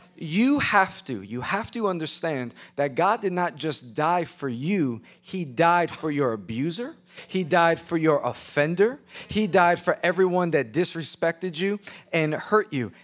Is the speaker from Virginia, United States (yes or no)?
no; New York City, New York, United States; I was a chubby white boy. with a bowl haircut growing up in Queens, New York.